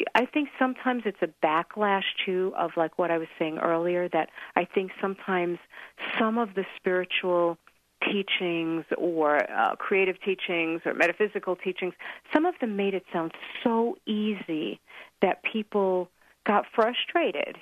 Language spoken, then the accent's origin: English; New York, United States; now in Colorado, United States; I'm from New York also